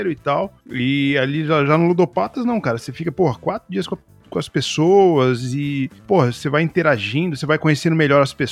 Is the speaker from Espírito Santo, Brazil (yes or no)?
yes; Alegre, Espírito Santo, Brazil; Nós somos de, de Alegre mesmo.